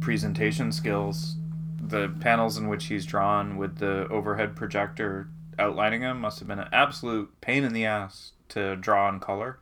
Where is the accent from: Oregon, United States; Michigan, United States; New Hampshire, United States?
New Hampshire, United States; growing up in New Hampshire